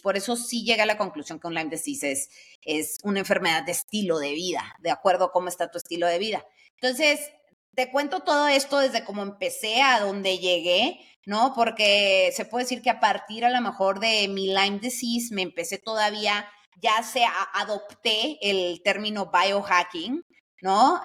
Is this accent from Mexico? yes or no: yes; Sonora, Mexico; yo soy de Sonora